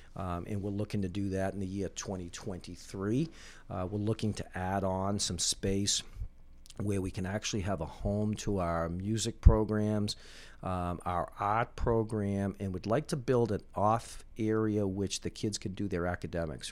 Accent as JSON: {"language": "English", "town": "Winthrop", "region": "Massachusetts", "country": "United States", "tie": "born or raised there", "said": "I grew up in Winthrop"}